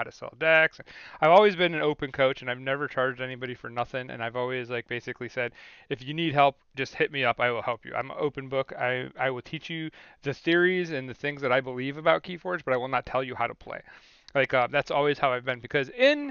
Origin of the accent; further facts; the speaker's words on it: Syracuse, New York, United States; also born or lived in Manlius, New York; I'm from Syracuse, New York